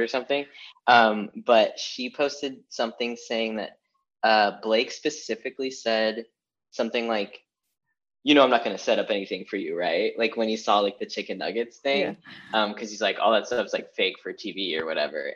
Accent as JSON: {"language": "English", "town": "Olympia", "region": "Washington", "country": "United States", "tie": "born or raised there", "moved": "yes", "lives_now": "Los Angeles, United States", "said": "I grew up in Washington"}